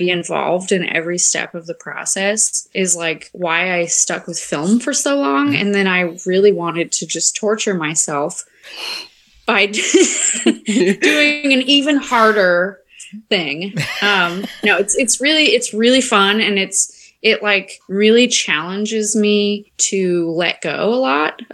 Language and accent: English; Midwest, United States; I grew up in the Midwest